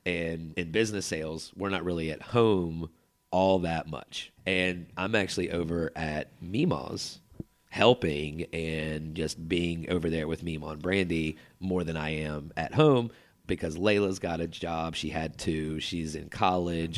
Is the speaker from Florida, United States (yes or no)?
no; Chapel Hill, North Carolina, United States; also born or lived in Durham, North Carolina; I grew up in Chapel Hill in a very nice neighborhood